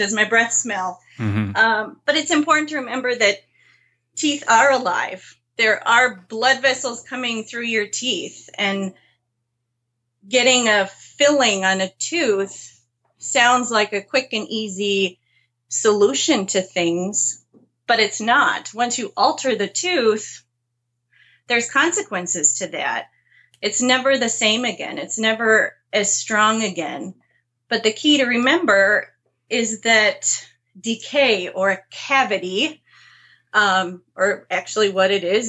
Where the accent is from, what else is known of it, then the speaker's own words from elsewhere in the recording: Marquette, Michigan, United States; I grew up in Marquette. So the north side of the Upper Peninsula, along the shores of Lake Superior